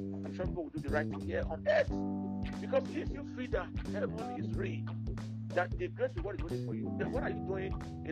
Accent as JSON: {"language": "English", "country": "Nigeria", "also_born_or_lived": "Canada"}